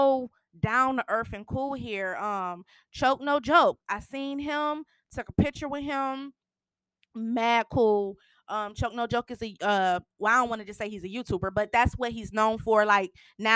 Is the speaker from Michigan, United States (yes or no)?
yes; Michigan, United States; moved away as an adult; also born or lived in Kansas City; I'm from Michigan. I have been in Kansas City the last 4.5 years